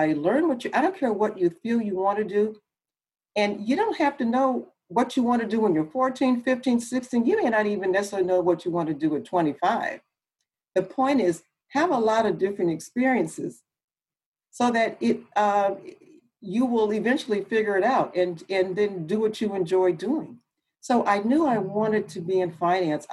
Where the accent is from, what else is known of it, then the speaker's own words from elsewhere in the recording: Los Angeles, California, United States; also born or lived in Oakland; I'm from Los Angeles, went to school there, and undergrad I went to Cal Poly Pomona.